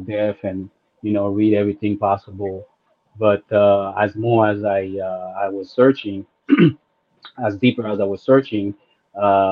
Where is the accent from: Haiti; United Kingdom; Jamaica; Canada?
Haiti; I grew up in Haiti